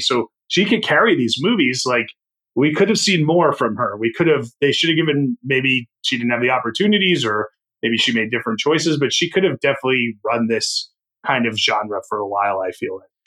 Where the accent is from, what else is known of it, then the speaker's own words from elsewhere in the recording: Northeast, United States; I grew up in the Northeast